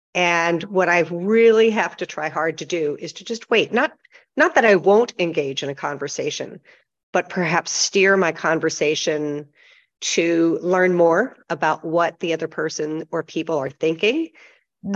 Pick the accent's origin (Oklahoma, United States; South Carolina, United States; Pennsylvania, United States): Pennsylvania, United States; also born or lived in Michigan; now in Las Vegas, United States; I grew up originally in Pennsylvania, went to school in Michigan, and I've lived in Las Vegas since 1979